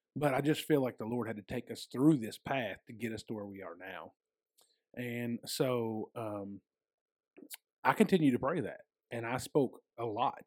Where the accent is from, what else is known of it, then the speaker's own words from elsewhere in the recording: United States; I was born and raised in a Baptist church, um, out in West Davis County.